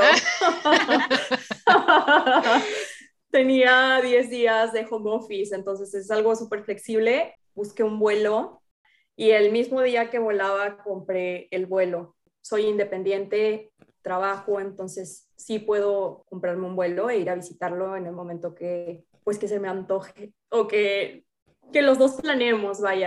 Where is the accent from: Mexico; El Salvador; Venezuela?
Mexico; Altamira, Tamaulipas; moved away as an adult; also born or lived in Michoacán; now in Dubai, United Arab Emirates; vengo de una ciudad muy pequeña, de un pueblito en, el norte de México, soy de Altamira, Tamaulipas, pero actualmente me encuentro trabajando y viviendo en Dubái